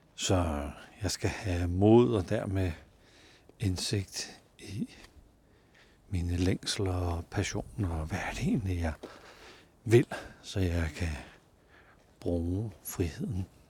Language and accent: Danish; Denmark; vi har ret meget frihed som danskere